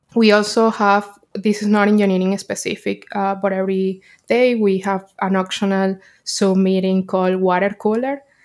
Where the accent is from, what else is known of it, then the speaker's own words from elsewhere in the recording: Caracas, Capital District, Venezuela; moved away as an adult; now in New York, United States; I'm from Caracas, Venezuela, and I moved to New York, uh, six years ago